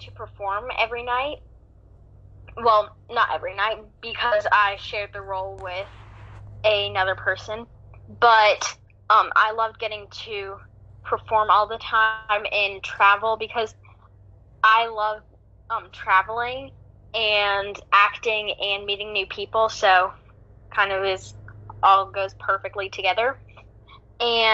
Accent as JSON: {"language": "English", "town": "Greensboro", "region": "North Carolina", "country": "United States", "said": "I'm from Greensboro, North Carolina."}